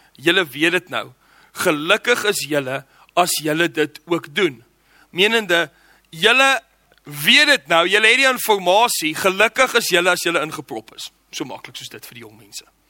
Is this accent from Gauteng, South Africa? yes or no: yes; Johannesburg, Gauteng, South Africa; ek het groot geword in Johannesburg